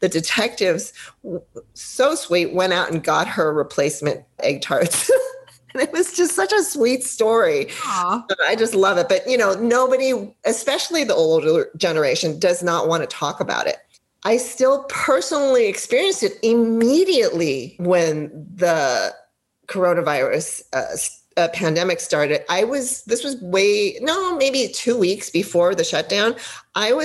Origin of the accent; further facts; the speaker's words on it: Los Angeles, California, United States; I'm from LA or California